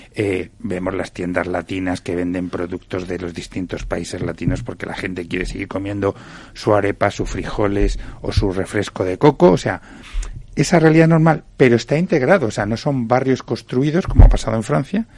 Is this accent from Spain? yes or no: yes; Canary Islands, Spain; moved away; soy canario